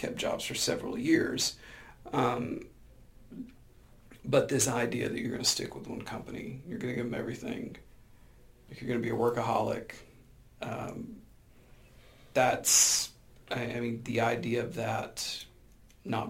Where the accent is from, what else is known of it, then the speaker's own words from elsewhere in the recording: Birmingham, Alabama, United States; I'm from Birmingham, Alabama, so like working for U.S. Steel, working for Alabama Power